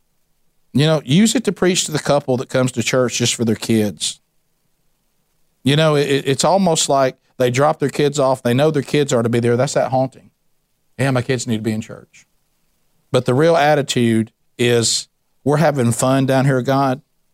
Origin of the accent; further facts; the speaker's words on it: the South, United States; I'm a Southerner, and I think this is heaven on earth.